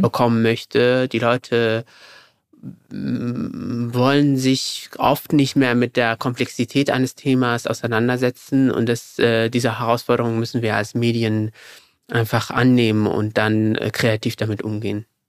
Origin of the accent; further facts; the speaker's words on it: Morocco; moved away as an adult; now in Germany; weil ich bin ja in Deutschland geboren. Meine Eltern, sogenannte GastarbeiterInnen, sind dann, als ich sieben Jahre alt war, zurück nach Marokko gegangen. Dort bin ich zur Schule gegangen und dann bin ich zum Studium zurück nach Deutschland